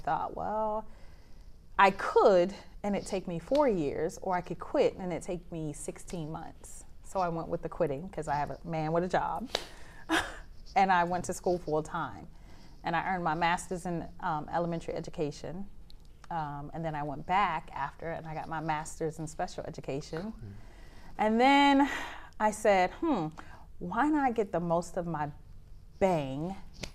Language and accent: English; Philadelphia, Pennsylvania, United States; moved away as an adult; now in Japan; I am from Philadelphia